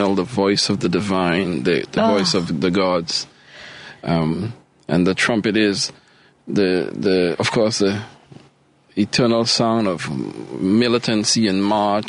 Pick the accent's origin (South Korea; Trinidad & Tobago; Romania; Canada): Trinidad & Tobago; moved away as an adult; also born or lived in Maryland / Charlotte; now in Chicago, United States; I am originally from Trinidad and Tobago in the Caribbean